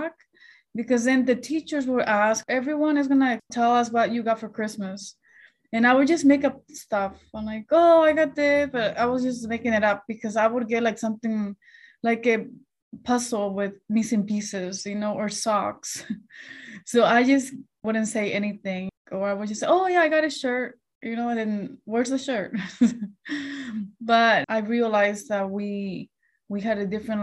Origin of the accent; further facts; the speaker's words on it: Chelan, Washington, United States; English is a second language; now in Beverly Hills, United States; growing up in Chelan